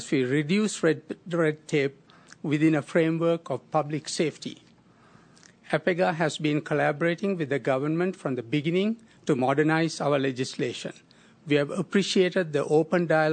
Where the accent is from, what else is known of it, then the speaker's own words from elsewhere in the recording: Sri Lanka; also born or lived in California; now in Alberta, Canada; I grew up in Sri Lanka